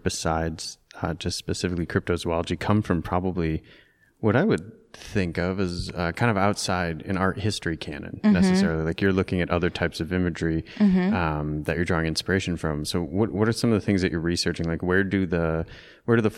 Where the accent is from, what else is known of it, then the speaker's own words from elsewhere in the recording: Michigan, United States; now in New York, United States; my hometown in Michigan